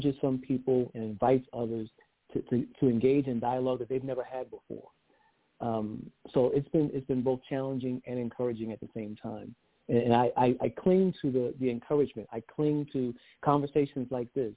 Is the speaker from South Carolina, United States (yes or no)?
yes; Georgetown, South Carolina, United States; I'm from Georgetown, South Carolina. We're just north of Charleston